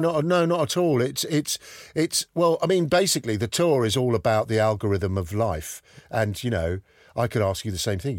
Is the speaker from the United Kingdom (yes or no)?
yes; London, United Kingdom; moved away as an adult; also born or lived in Whitstable; I'm obviously from London